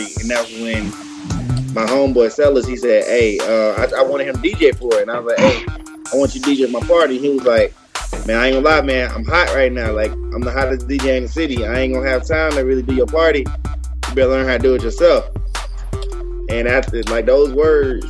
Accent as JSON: {"language": "English", "town": "Jackson", "region": "Mississippi", "country": "United States", "tie": "born or raised there", "said": "I'm from Mississippi too. I'm from Jackson"}